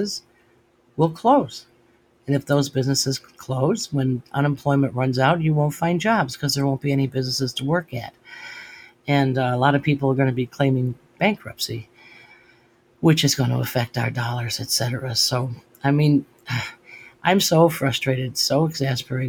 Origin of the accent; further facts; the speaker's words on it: United States; they became Americans. And that's what I am. I'm an American